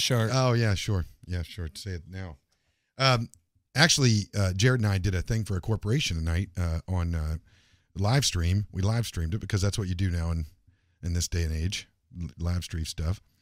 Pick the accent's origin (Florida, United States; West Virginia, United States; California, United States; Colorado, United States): West Virginia, United States; Morgantown; moved away; my hometown in Morgantown, West Virginia